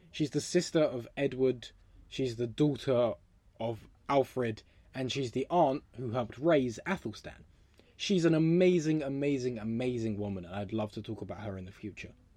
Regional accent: England, United Kingdom; now in London, United Kingdom; I'm from England

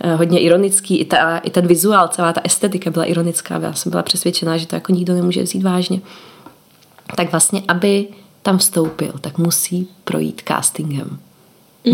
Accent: Czechia; moved away as an adult; vrátila jsem se zpátky do Čech

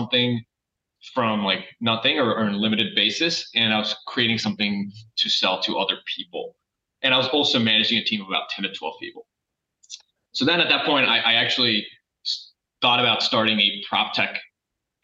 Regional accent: Michigan, United States; moved away as an adult; also born or lived in Philadelphia; I grew up in Michigan

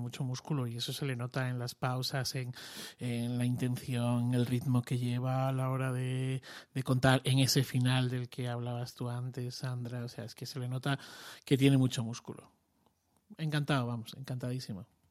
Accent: Extremadura, Spain; yo soy extremeño

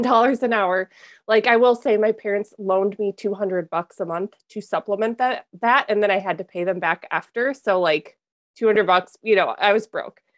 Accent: Minnesota, United States; also born or lived in Wisconsin; I grew up in Minnesota

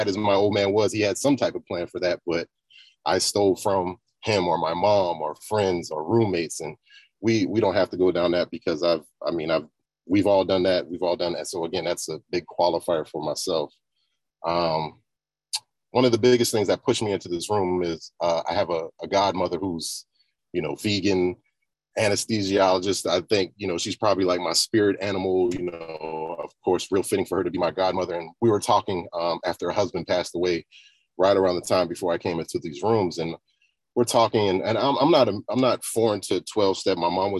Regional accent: the South, United States; I grew up in the South as well.

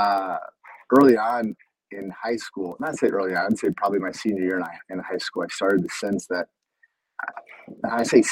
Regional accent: Iowa, United States; moved away as an adult; now in Brazil; We moved and transferred after 2 years to a Bible college that was actually in my hometown.

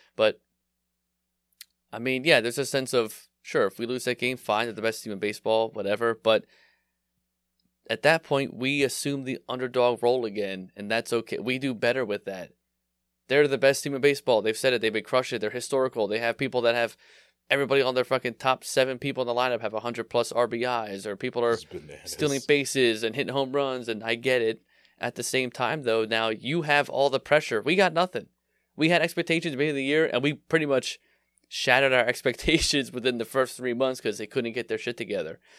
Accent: Philadelphia, Pennsylvania, United States; I grew up in Philly

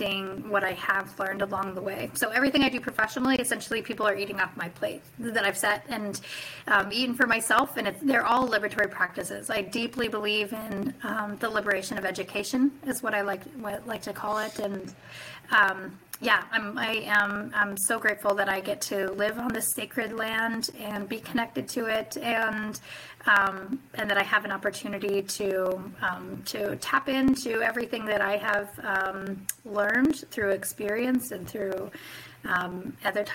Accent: Chitina, Alaska, United States; now in Juneau, United States; I was raised in Chitina, Alaska on Otna land, which is in the interior of Alaska. Today I live on Tlingit

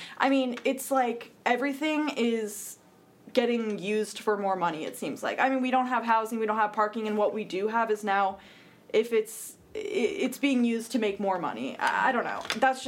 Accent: Apex, North Carolina, United States; moved away as an adult; now in Boone, United States; I'm from Apex, which is near Raleigh. It's very different here than it is there.

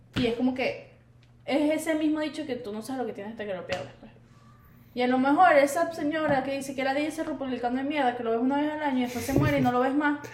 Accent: Venezuela; now in Miami, United States; Yo soy la única venezolana de ese grupo

